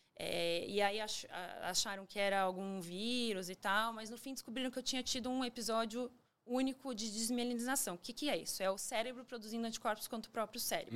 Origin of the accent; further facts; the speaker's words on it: São Paulo, Brazil; tenho 42 anos, nasci em São Paulo